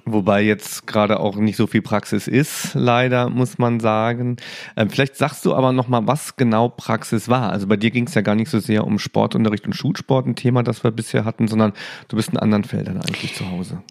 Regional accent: Saarland, Germany; als Saarländer

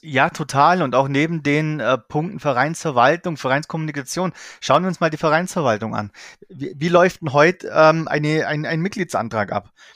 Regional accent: Allgäu, Bavaria, Germany; ich komme aus dem Allgäu

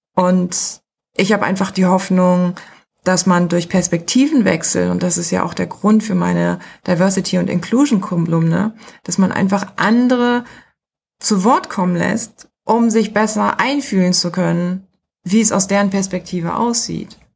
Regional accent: Germany; Ich bin Deutsche.

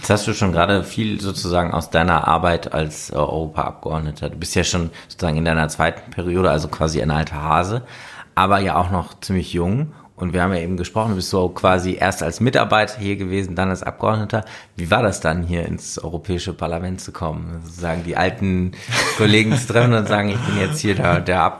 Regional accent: Germany; bei uns in Deutschland

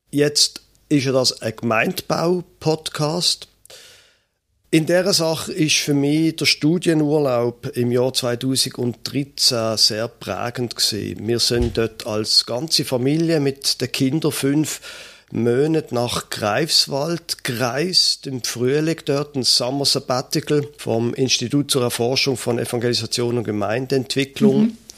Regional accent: Basel, Basel-Stadt, Switzerland; Ich bin in Basel aufgewachsen, hatte nie gedacht, dass ich einmal noch würde nördlicher wohnen als Basel, aber das mache ich jetzt.

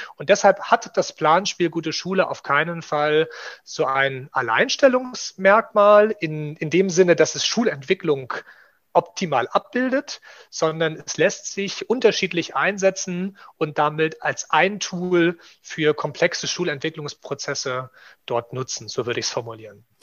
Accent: Rostock, Mecklenburg-Vorpommern, Germany; moved away as an adult; also born or lived in Leipzig / Thuringia; gebürtiger Rostocker

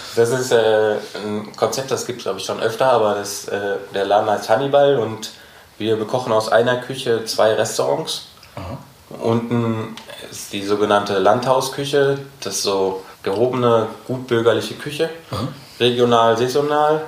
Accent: Gelsenkirchen, North Rhine-Westphalia, Germany; moved away as an adult; also born or lived in Berlin; now in Frankfurt, Germany; dann bin ich wieder zurück nach Gelsenkirchen in meine Heimat gezogen

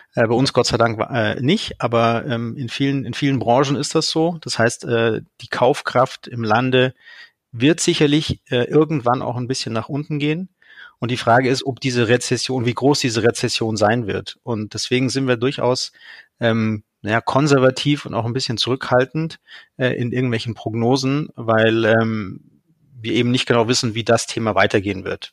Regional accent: Munich, Bavaria, Germany; Ich komme, wie gesagt, aus München

